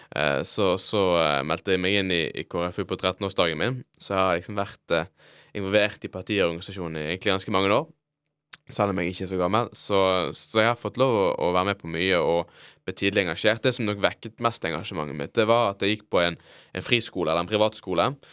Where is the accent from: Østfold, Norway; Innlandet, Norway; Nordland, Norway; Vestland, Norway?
Vestland, Norway; Bergen; jeg vokste opp, da, i, i Fyllingsdalen